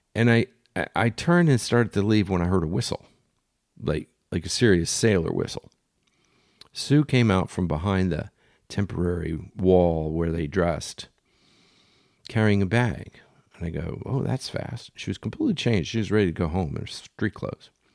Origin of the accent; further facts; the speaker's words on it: Philadelphia, Pennsylvania, United States; moved away; also born or lived in Bay Village, Ohio; I grew up in Philly, and, um, we don't do shy in Philly